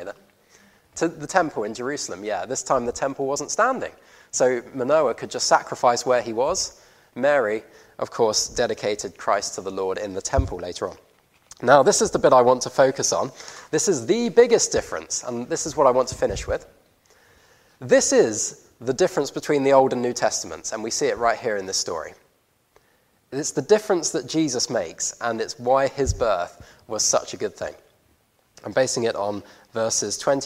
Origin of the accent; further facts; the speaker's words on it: Guernsey; I grew up on Guernsey